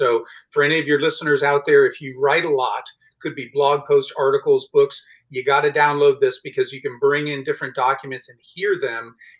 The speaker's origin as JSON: {"language": "English", "town": "Honolulu", "region": "Hawaii", "country": "United States", "tie": "born or raised there", "also_born_or_lived": "Southwest Ohio", "moved": "yes", "lives_now": "Columbus, United States", "said": "I was born in Honolulu, Hawaii."}